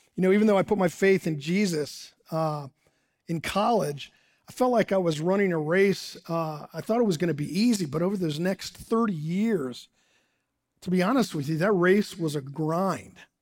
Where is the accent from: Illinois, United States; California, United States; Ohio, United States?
Ohio, United States; Dayton; moved away as an adult; now in Morgantown, United States; I grew up in Dayton, Ohio.